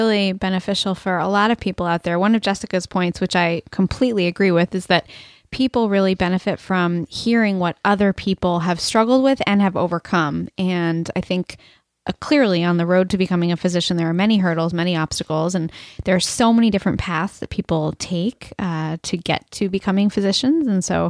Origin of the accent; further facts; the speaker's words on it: Boston, Massachusetts, United States; also born or lived in Ohio; I'm from Ohio, technically, but really Boston.